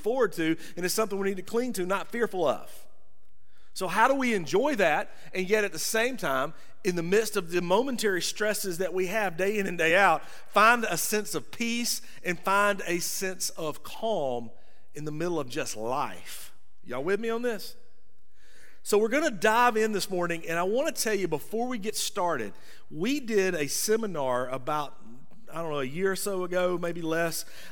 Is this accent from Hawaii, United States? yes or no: no; rural Georgia, United States; accent: rural Georgia; my rural Georgia accent